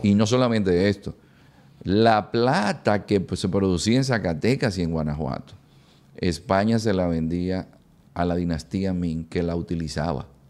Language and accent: Spanish; Dominican Republic; nuestro pueblo